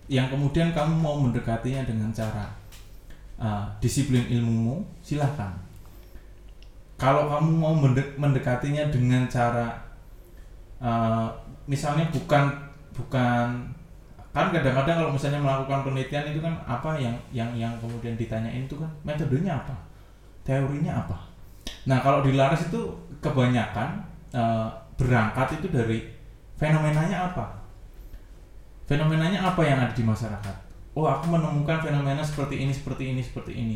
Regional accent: Java, Indonesia; born there; karena kita lahir misal aku lahir gitu di Jawa yang kemudian sudah ketemu musik dangdut dari zaman segitu

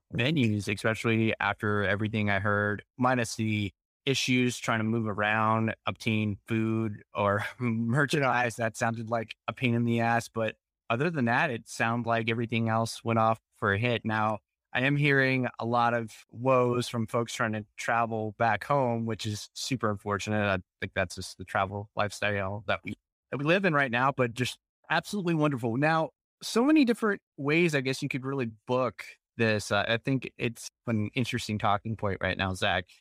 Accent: Dallas Fort Worth area, Texas, United States; I am from the Dallas Fort Worth area

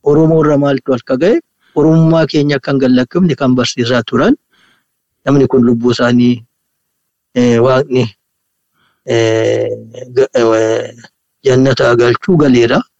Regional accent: Ambo, Oromia, Ethiopia; Amboottan dhaladhe

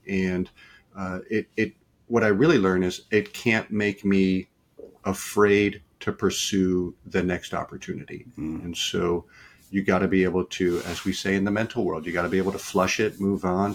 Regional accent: Detroit, Michigan, United States; now in Richmond, United States; I grew up in Detroit.

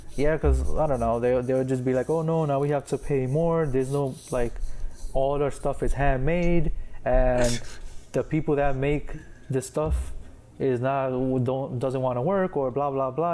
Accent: Puerto Rico

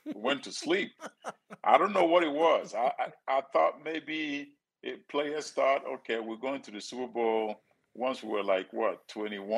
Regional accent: Nigeria; moved away as an adult; now in United States; I'm from Nigeria, the poor family from Nigeria

